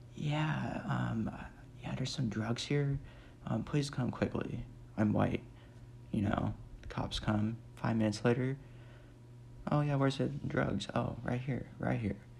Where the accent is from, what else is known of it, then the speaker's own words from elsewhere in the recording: Nebraska, United States; I'm from Nebraska. Well, still live there